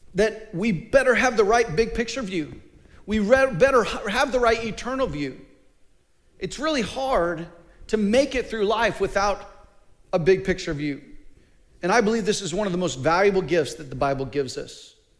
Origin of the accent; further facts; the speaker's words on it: Mid Missouri, United States; I'm from Mid Missouri, so uh, I'm not a mountain boy